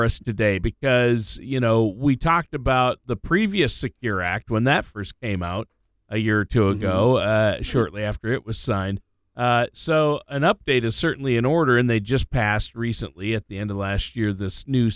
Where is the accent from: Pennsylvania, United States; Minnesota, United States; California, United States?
Minnesota, United States; I was born and raised in Minnesota